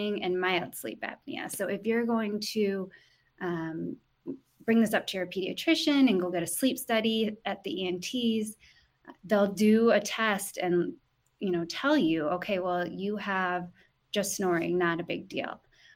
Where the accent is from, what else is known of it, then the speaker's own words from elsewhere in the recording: Guilderland, New York, United States; moved away as an adult; also born or lived in California; I'm actually from Gilderland. I grew up in the Capital Region